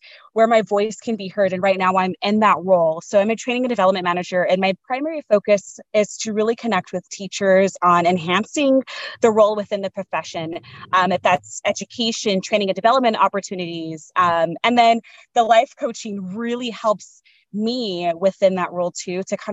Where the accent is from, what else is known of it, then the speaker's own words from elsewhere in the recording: San Diego, California, United States; I grew up in San Diego, like Southeast San Diego.